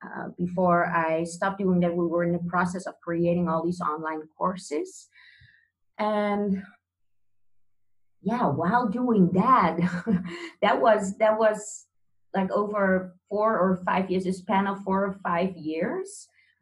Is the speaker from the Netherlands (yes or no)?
yes; Netherlands; I'm born and raised in the Netherlands